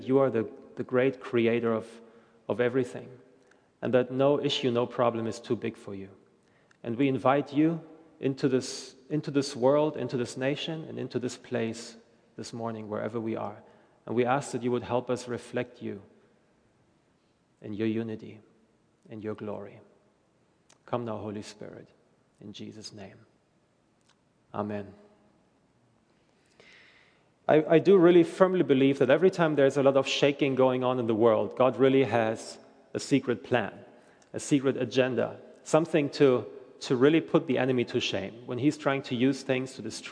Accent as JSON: {"language": "English", "country": "Germany", "moved": "as an adult", "said": "I'm originally from Germany"}